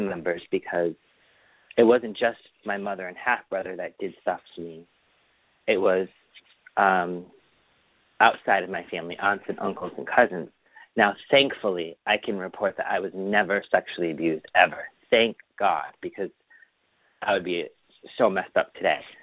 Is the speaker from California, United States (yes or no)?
no; Springfield, Massachusetts, United States; also born or lived in Feeding Hills, Massachusetts; we moved from Springfield to um Feeding Hills, Mass in 1985